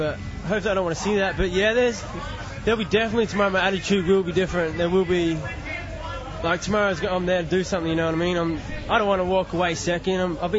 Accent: New Zealand; I'm a Kiwi and it was my home country.

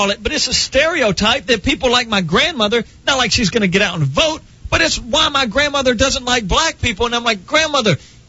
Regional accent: United States; No, I'm American. I have the right to bitch about anything.

